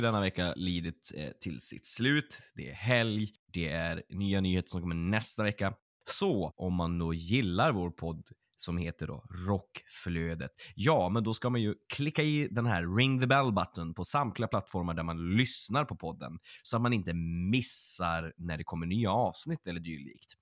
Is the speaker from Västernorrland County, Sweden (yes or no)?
yes; Örnsköldsvik, Västernorrland County, Sweden; folk som är från min hemstad är att en av de här kvällarna skulle varit i eh, Örnsköldsvik